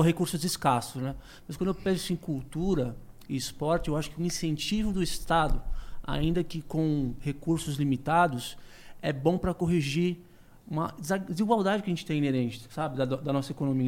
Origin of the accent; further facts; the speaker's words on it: Brazil; eu, como brasileiro